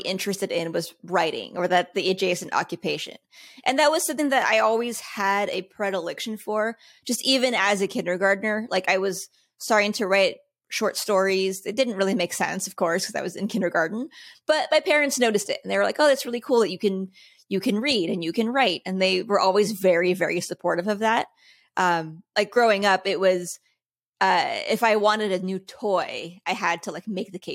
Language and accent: English; Los Angeles, California, United States; I was born in SoCal, you know, grew up in Los Angeles